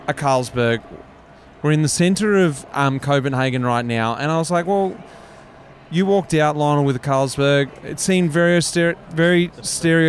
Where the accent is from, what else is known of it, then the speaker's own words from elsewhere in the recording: Australia; I'm obviously an Australian